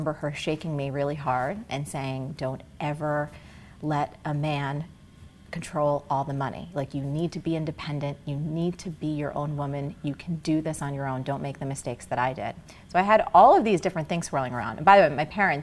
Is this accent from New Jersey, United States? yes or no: yes; New Jersey, United States; I grew up in Jersey